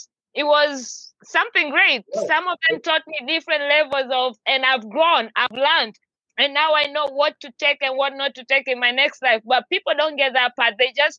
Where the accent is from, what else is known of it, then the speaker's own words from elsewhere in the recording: Tanzania; It took me a while because I'm originally from Tanzania in East Africa, but I've traveled around. I move around a lot.